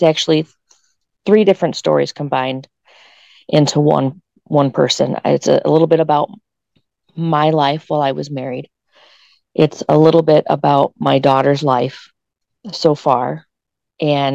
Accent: between Perrysburg and Whitehouse, Northwest Ohio, United States; I'm actually from this area. I grew up in Northwest Ohio, between Perrysburg and White House

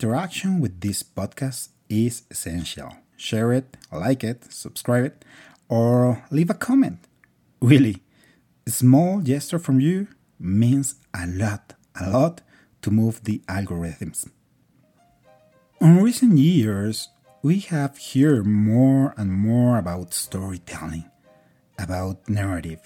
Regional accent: Mexico; English is a second language; now in Colombia; I am from Mexico, but I live in Colombia.

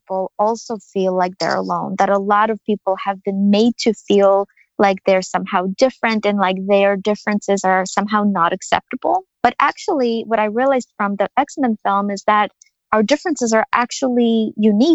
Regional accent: Ukraine; I was born and raised in Ukraine of the former Soviet Union

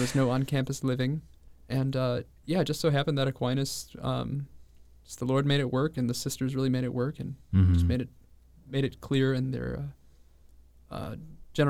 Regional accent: Homer Glen, Illinois, United States; I'm a college student from the Chicago suburbs, Homer Glen, Illinois

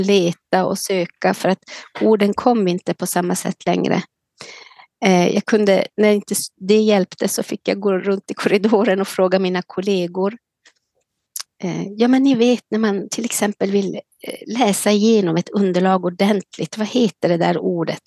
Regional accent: Kiruna, Norrbotten County, Sweden; also born or lived in Karesuando; now in Leksand, Sweden; jag bor nu i Leksand sedan i augusti, men är född och uppvuxen i Kiruna

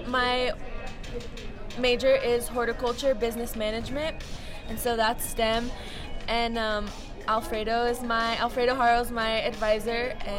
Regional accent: Greeley, Colorado, United States; I'm from Greeley, Colorado, born and raised.

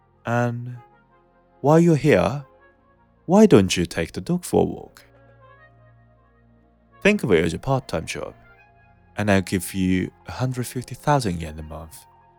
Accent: Kyoto, Japan; But I was originally from Kyoto, where people usually speak in Kyoto dialect." So I replied, trying to sound polite like, "Yes, sir. I'm originally from Kyoto."

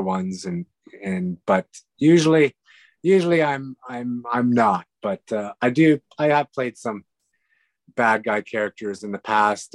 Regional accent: Western Canada, Canada; moved away; also born or lived in Hungary; we grew up in the West

